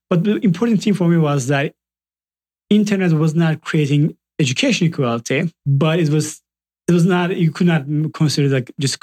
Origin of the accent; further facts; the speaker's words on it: Southeastern Anatolia, Turkey; moved away as an adult; I grew up in Turkey and came here like 9 years ago to start Udemy